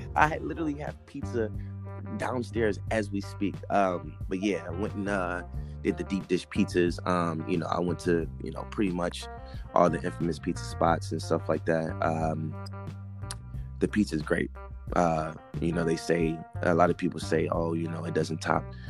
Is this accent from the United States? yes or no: yes; Cleveland, Ohio, United States; now in California, United States; I'm originally uh, born and raised from Cleveland, Ohio